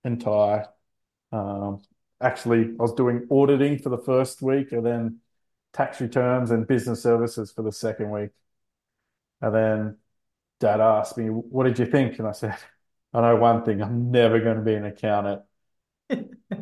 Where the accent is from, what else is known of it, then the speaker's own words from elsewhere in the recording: Sydney, New South Wales, Australia; also born or lived in Central Coast; I grew up not far from your office in Castle Hill, around the corner from Bella Vista